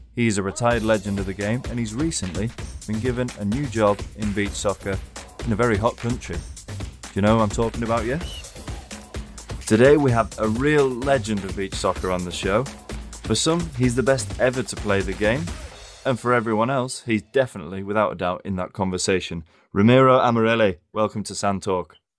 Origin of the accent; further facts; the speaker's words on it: England, United Kingdom; as an Englishman